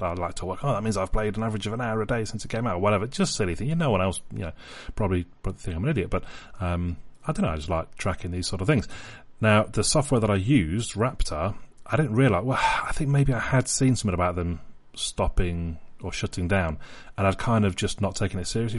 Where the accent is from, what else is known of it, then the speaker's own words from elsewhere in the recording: England, United Kingdom; I'm English, I'm an England fan